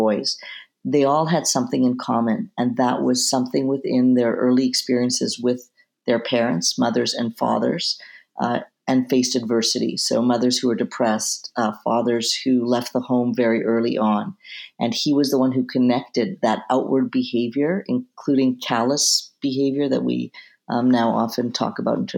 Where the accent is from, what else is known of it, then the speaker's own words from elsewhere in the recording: Vancouver, British Columbia, Canada; moved away; also born or lived in Jerusalem; I'm originally from Vancouver, Canada